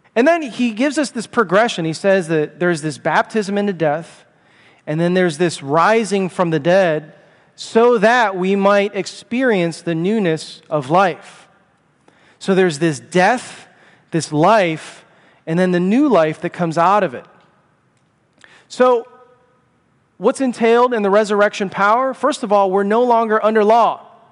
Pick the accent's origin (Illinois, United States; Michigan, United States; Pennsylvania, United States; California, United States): Illinois, United States; Chicago; I'm from Chicago